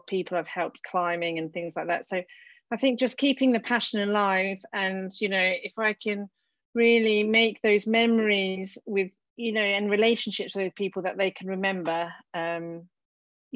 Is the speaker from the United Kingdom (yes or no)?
yes; United Kingdom; now in France; I'm a British girl from, well, you know, a land of no snow